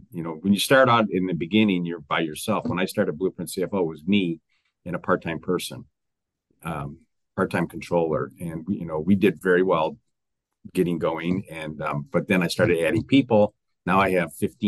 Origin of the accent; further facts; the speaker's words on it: Detroit, Michigan, United States; I'm from Detroit